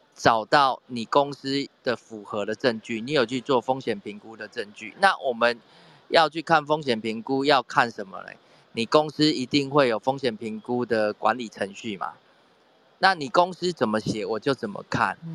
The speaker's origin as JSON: {"language": "Chinese", "country": "Taiwan", "said": "我们台湾这边"}